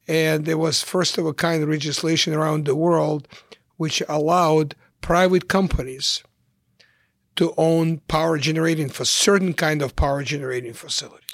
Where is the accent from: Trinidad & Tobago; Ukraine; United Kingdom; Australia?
Ukraine; English is a second language; moved away as an adult; also born or lived in Kyiv, Ukraine / Chicago, United States; now in United States; I came to the United States in nineteen seventy-six as a refugee from the former Soviet Union, from Ukraine